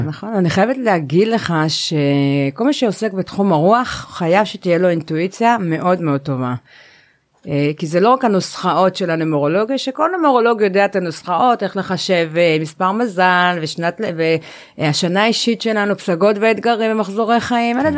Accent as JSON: {"language": "Hebrew", "town": "Jerusalem", "region": "Jerusalem District", "country": "Israel", "tie": "born or raised there", "said": "אני ירושלמית במקור"}